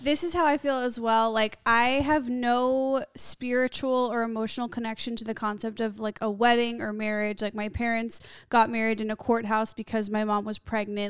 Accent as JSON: {"language": "English", "town": "Skokie", "region": "Illinois", "country": "United States", "tie": "born or raised there", "said": "I grew up in Skokie. It's a suburb of Chicago"}